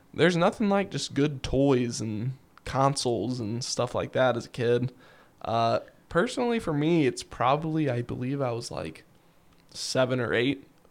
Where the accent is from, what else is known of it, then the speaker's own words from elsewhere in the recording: Kentucky, United States; we're from Kentucky